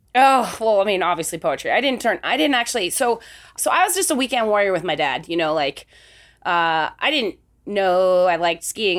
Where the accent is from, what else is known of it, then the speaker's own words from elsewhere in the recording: Salt Lake City, Utah, United States; I grew up in Salt Lake City, Utah